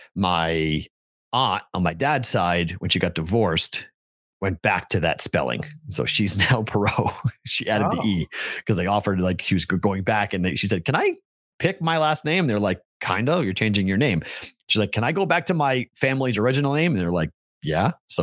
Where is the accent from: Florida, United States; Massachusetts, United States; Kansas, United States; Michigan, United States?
Massachusetts, United States; Boston; moved away as an adult; also born or lived in the South / the Midwest; But see, in Boston, we know. In Boston, you do that, you get punched.